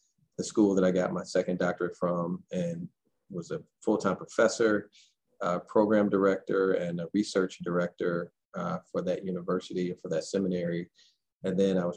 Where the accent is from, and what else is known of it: St. Louis, Missouri, United States; born or raised there